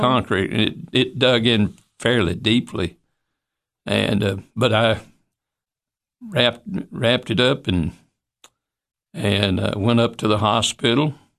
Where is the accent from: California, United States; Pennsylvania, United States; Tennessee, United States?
Tennessee, United States; Monterey; I appreciate my, my bringing up in Monterey. I al-, always loved Monterey.